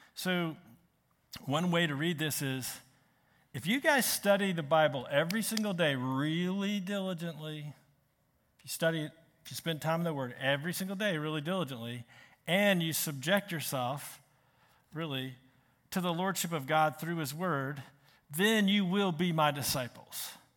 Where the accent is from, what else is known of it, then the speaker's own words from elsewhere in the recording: Richmond, Virginia, United States; moved away; I'm from Richmond